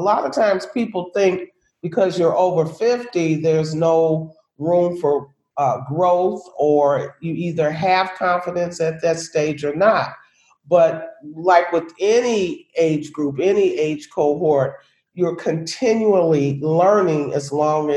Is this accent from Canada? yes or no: no; Chicago, Illinois, United States; I am born and raised, or was born and raised in Chicago, Illinois